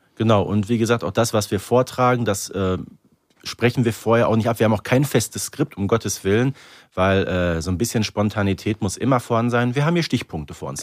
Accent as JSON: {"language": "German", "town": "Herten", "region": "North Rhine-Westphalia", "country": "Germany", "said": "ich komme aus Herten"}